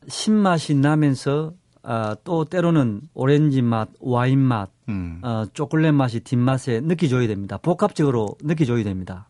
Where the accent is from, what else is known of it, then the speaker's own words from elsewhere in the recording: Seoul, South Korea; 한국 서울에서 왔습니다